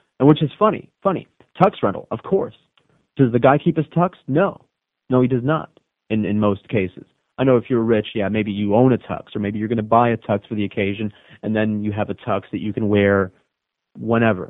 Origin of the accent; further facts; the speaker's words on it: the Redlands, Florida, United States; I grew up in the Redlands.